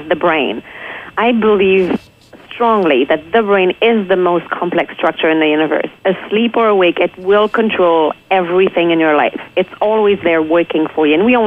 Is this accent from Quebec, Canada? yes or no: yes; Quebec City, Quebec, Canada; I'm from Quebec City. I grew up there in a very positive environment.